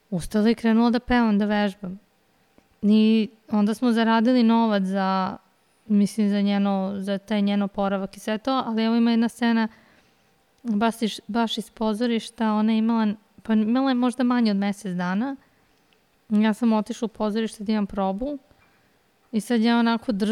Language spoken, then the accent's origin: Croatian; Belgrade, Serbia; Kao rođena Beograđanka.